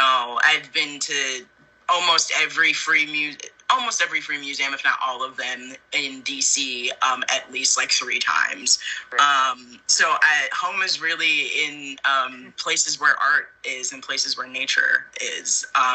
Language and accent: English; East Coast, United States; I'm originally from the East Coast, but I kind of like to say I'm not really from anywhere at this point in time, just because I've lived so many places.